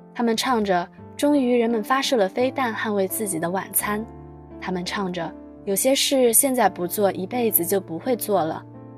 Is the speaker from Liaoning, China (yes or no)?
yes; Dalian, Liaoning, China; moved away as an adult; now in Nanjing, China; 来自辽宁大连